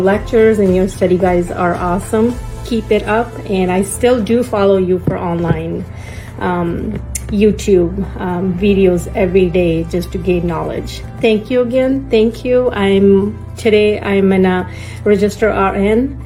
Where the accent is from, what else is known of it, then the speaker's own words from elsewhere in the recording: Sacramento, California, United States; I'm from Sacramento, California